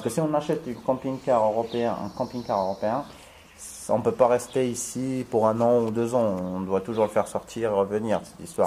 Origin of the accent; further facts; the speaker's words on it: Morocco; je suis marocain